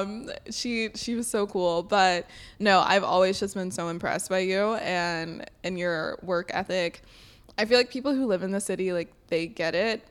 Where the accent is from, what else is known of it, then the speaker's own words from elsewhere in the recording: Sylacauga, Alabama, United States; now in New York City, United States; I grew up in this small town in Talladega County